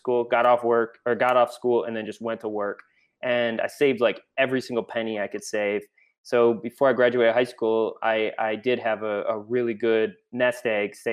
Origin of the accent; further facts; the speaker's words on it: Cleveland, Ohio, United States; grew up in Cleveland, Ohio